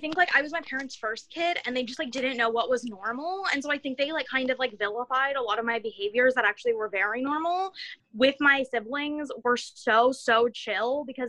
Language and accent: English; near Stanford University, California, United States; I grew up near Stanford University